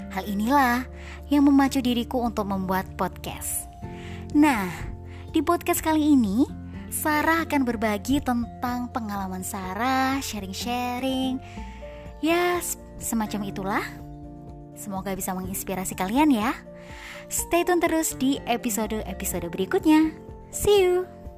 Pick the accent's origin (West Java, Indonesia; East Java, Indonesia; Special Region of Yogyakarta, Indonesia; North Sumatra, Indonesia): East Java, Indonesia; Madiun; Aku berasal dari Madiun.